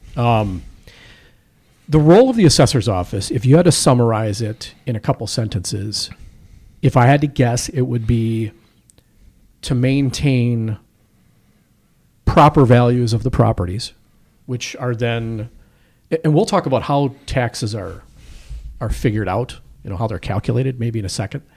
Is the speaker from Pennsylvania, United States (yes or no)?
no; Waukesha, Wisconsin, United States; also my hometown. So I grew up on the north side of Waukesha